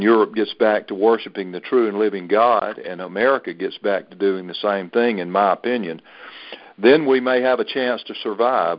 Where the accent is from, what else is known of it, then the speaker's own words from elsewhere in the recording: the South, Southern United States, United States; as a Southerner